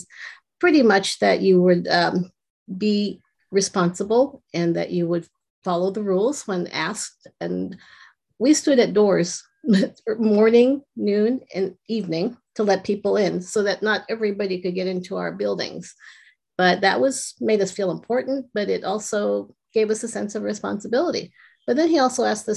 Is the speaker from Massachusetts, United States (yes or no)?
no; Los Angeles, California, United States; I grew up in Southern California and I went to a pretty rough school, junior high